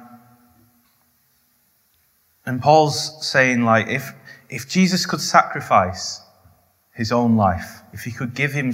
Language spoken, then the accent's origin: English; the north of England, United Kingdom; I'm Northern.